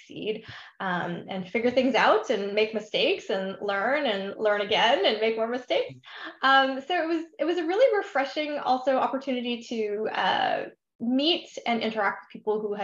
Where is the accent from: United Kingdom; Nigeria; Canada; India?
Canada; Vancouver, British Columbia; moved away as an adult; also born or lived in Ontario, Canada / Bermuda; now in Seattle, United States; I'm originally from the Greater Vancouver, Canada area, but I currently live in beautiful sunny Seattle